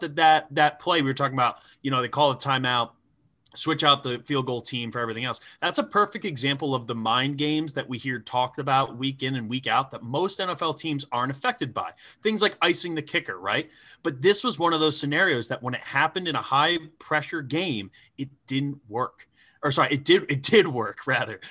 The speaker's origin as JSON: {"language": "English", "area": "hometown near Central Bucks West", "region": "Pennsylvania", "country": "United States", "tie": "born or raised there", "said": "my hometown"}